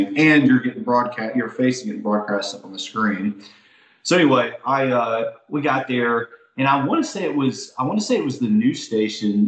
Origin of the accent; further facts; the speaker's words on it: Alabama, United States; I'm still from Alabama